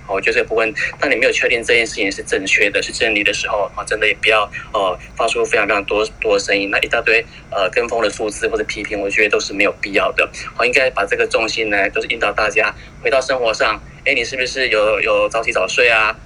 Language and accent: Chinese; Taiwan; 我们台湾人看起来是，好像都很乖，都在家里面